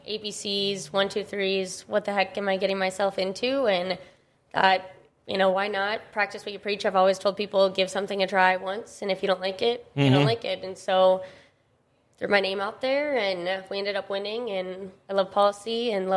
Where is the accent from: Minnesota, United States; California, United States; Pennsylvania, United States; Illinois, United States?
Minnesota, United States; Lakeville; moved away as an adult; now in Grand Forks, United States; I grew up in Lakeville, Minnesota, came up here for college, and haven't looked back since.